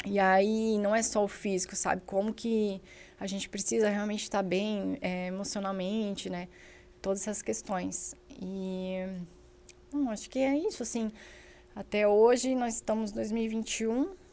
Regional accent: Indaial, Santa Catarina, Brazil; eu sou de Indaial

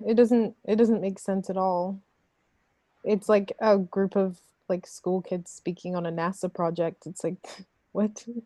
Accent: Saskatoon, Saskatchewan, Canada; when I grew up in Saskatoon when I moved to Canada and went to high school there

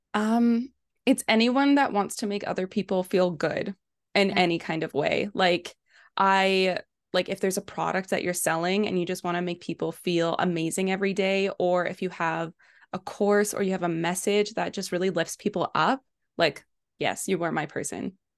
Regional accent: Kelowna, British Columbia, Canada; I am from Kelowna, BC, in Canada

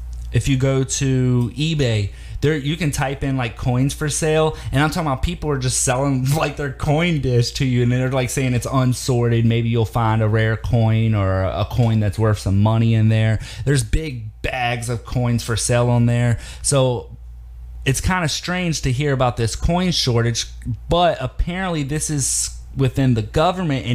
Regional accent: Virginia, United States; my home state of Virginia

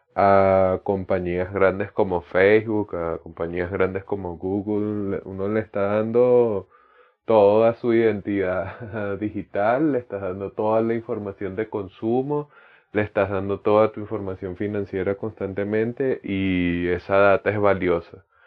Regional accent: Venezuela; sé que formo parte de Venezuela, sé que soy latinoamericano

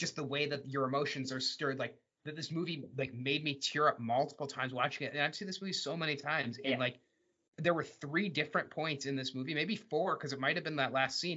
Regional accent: Michigan, United States; growing up in Michigan

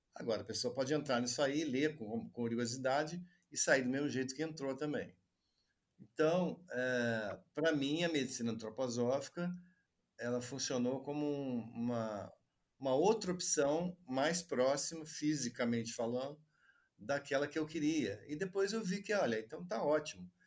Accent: Juiz de Fora, Minas Gerais, Brazil; Eu fiz graduação em medicina aqui em Juiz de Fora, onde eu vivo, né? atualmente, onde eu nasci também

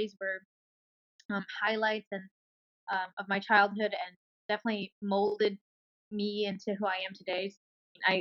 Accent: New York City, New York, United States; I grew up in Bayside, Queens.

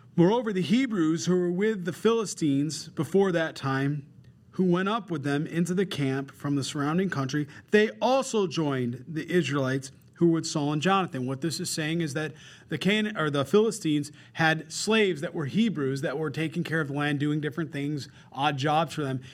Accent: Rochester, New York, United States; I grew up very simple in Rochester, New York

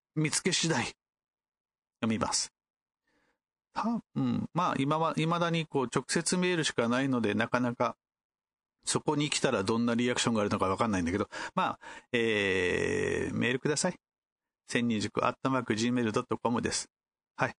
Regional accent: Kumamoto, Japan; 私の地元である熊本開催なので

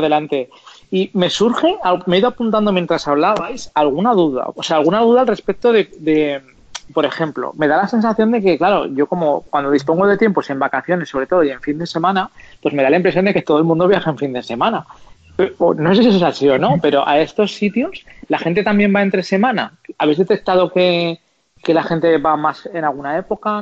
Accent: Zaragoza, Aragon, Spain; yo soy de Zaragoza

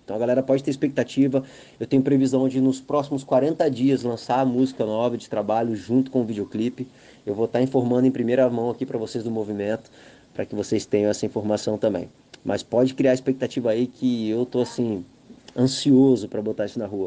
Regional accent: Vitória, Espírito Santo, Brazil; also born or lived in Barra do Jucu, Espírito Santo; Eu venho do centro de Vitória, tenho aquela vivência do samba, da música de comunidade, e há 11 anos que eu estou mergulhado nesse universo da Barra do Jucu

